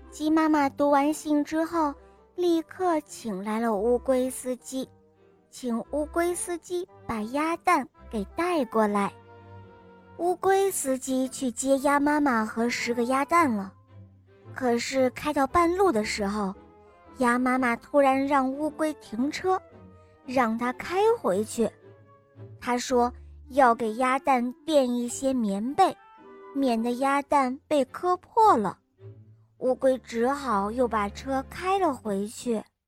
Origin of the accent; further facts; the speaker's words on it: Henan, China; 我今年快六岁了，我来自河南